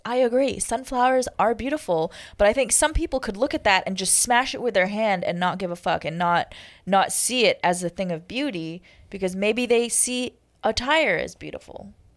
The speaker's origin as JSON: {"language": "English", "town": "Toronto", "region": "Ontario", "country": "Canada", "tie": "born or raised there", "also_born_or_lived": "Kingston, Jamaica / Hawaii", "moved": "as an adult", "said": "I'll always love Toronto, okay? It's my hometown"}